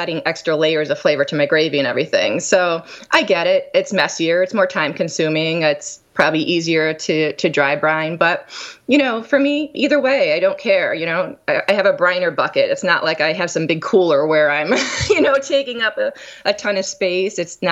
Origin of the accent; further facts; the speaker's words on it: Scranton, Pennsylvania, United States; moved away; I grew up in Pennsylvania, Scranton, Pennsylvania